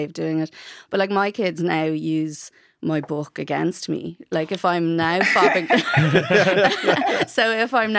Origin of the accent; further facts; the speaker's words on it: Bray, Leinster, Ireland; I'm from Bray